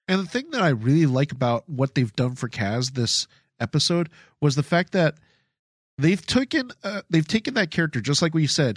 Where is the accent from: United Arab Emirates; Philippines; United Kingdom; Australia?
Philippines; moved away; I come from the Philippines. My family's from the Philippines.